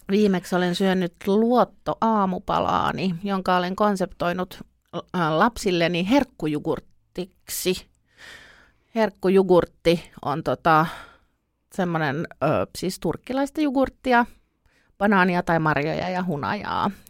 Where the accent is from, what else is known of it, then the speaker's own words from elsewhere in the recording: France; born there; Niin, mutta siis nimi on äh, Ranskasta, eli mä oon syntynyt Ranskassa